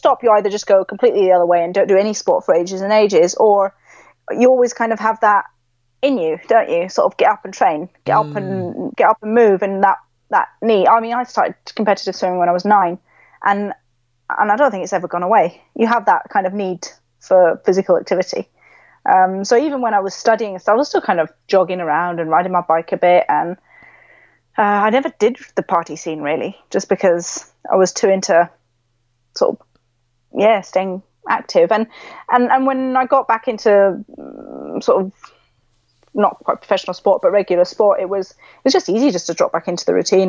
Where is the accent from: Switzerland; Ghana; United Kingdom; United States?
Switzerland; Originally, my mum and dad are British, but I grew up in Switzerland. So I'm actually technically got British blood and a Swiss passport.